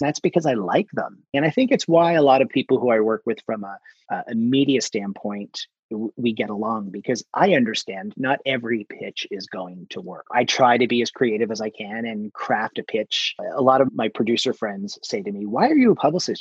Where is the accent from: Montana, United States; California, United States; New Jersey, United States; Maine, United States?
New Jersey, United States; I'm from Jersey